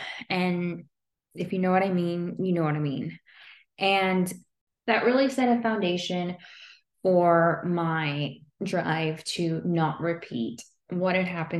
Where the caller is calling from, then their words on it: Texas, United States; I am coming live from Texas, so very different than where you all are.